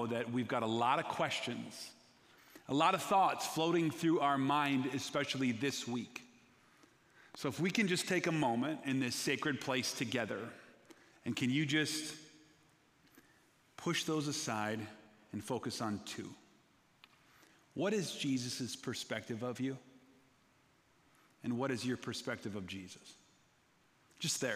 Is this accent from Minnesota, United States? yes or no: yes; Minnesota, United States; I'm from Minnesota